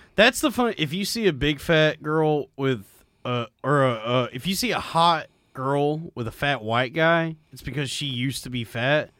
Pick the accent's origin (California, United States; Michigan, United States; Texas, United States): Texas, United States; growing up in Texas